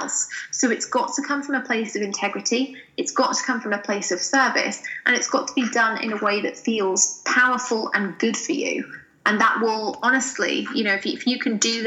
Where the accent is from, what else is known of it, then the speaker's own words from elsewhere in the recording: United Kingdom; I have a cup of tea because I'm British.